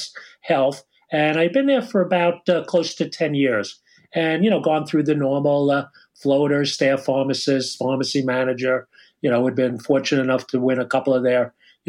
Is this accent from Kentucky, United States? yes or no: no; Long Island, New York, United States; I'm calling from Long Island, you can't tell by my accent, New York, and that's where I was brought up and live and went to school at St. John's